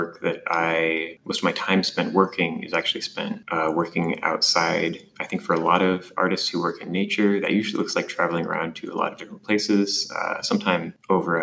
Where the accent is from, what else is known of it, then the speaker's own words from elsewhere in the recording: Hutchinson, Kansas, United States; moved away as an adult; also born or lived in Iowa; now in Omaha, United States; I grew up in Hutchinson, Kansas.